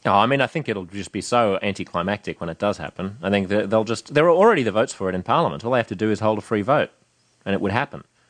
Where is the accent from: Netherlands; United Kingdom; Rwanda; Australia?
Australia; now in United States; Aussies' ability to be blunt and bullshit-free about things, our ability to talk to each other